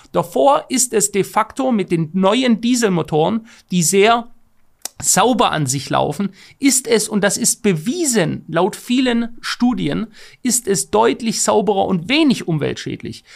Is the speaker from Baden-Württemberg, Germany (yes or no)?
yes; Stuttgart, Baden-Württemberg, Germany; ich komme aus einer Autostadt, aus der Autostadt schlechthin, Stuttgart